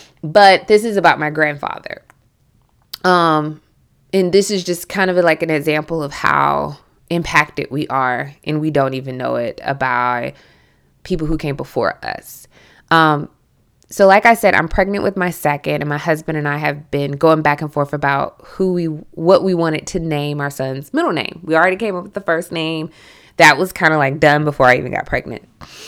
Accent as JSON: {"language": "English", "region": "Southern United States", "country": "United States", "accent": "Southern", "said": "And you should hear me when I go home, like my Southern accent becomes incredibly thick."}